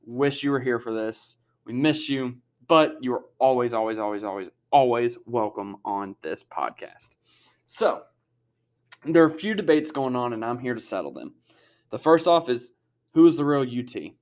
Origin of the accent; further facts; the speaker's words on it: Harrisburg, United States; a team representing my hometown